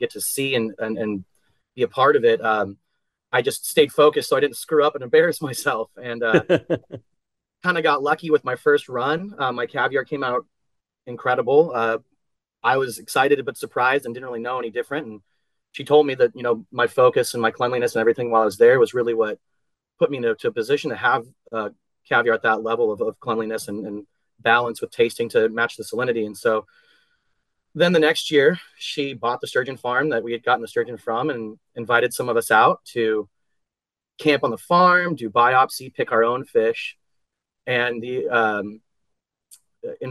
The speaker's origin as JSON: {"language": "English", "region": "Central Coast of California", "country": "United States", "also_born_or_lived": "San Francisco", "moved": "as an adult", "lives_now": "Houston, United States", "said": "I had finally moved back home, which was a goal of mine. I'm from the Central Coast of California"}